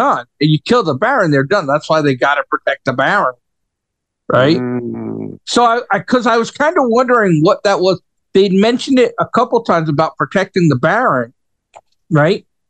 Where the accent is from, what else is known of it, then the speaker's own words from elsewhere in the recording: New York, United States; moved away; as a New Yorker, right, and I was born and raised in New York, right, lived there most of my life